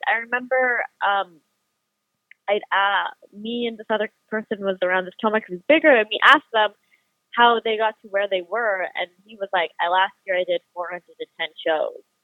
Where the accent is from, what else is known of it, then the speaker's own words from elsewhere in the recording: Manitoba, Canada; my hometown's, uh, my home province is like license plate say friendly Manitoba.